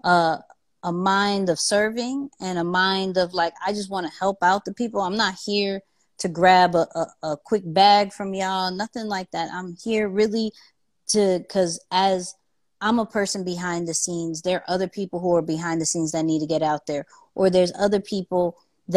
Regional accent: New York City, New York, United States; I'm a kid from Queens

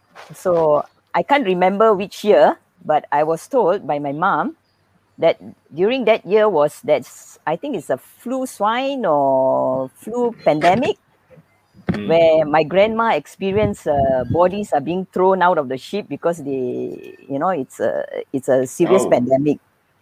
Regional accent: Malaysia; I'm a Malaysian. Yeah, but to me, I'm proud to be a migrant. Let me share a little bit background about myself. I was born in Ipoh, never lived in Ipoh. Grew up in different states.

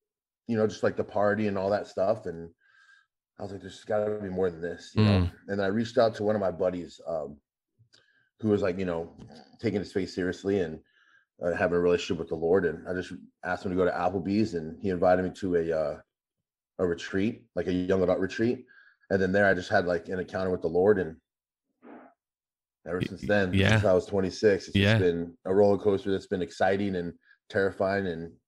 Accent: Fort Lewis, Washington, United States; born there; also born or lived in Germany / Guam; So I was born in Fort Lewis, Washington, but we moved everywhere, Germany

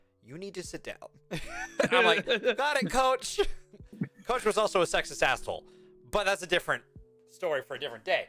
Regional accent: Washington, United States; I'm from Washington

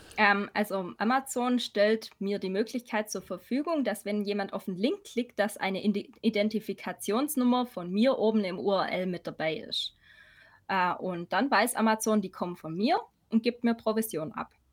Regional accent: Swabia, about 40 km from Ulm, Baden-Württemberg, Germany; accent: Swabian; komme aus dem Schwabenländle, wie man vielleicht hört. Ein bisschen. Circa 40 Kilometer von Ulm

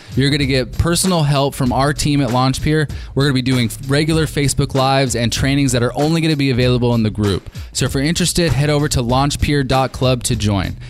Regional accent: California, United States; from California, my hometown

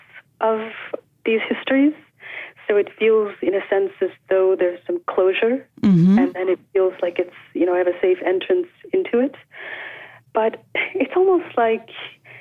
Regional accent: Calgary, Alberta, Canada; I grew up on the prairies. I'm from Calgary, Alberta. Mm-hmm. And I grew up there in the 80s.

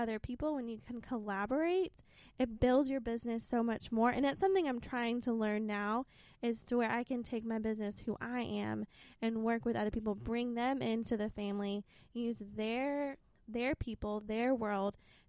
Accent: Lexington, South Carolina, United States; also born or lived in Arkansas; now in Anderson, United States; I grew up in Lexington, South Carolina, which is still, like, near Columbia

